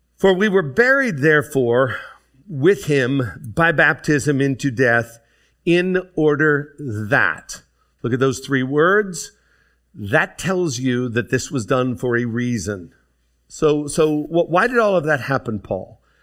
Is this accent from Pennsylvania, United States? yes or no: yes; DuBois, Pennsylvania, United States; I grew up in Du Bois, Pennsylvania